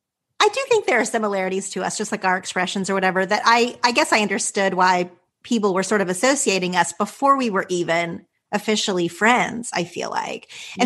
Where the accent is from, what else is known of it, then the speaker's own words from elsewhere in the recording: Texas, United States; my hometown was about 2 hours from Dallas.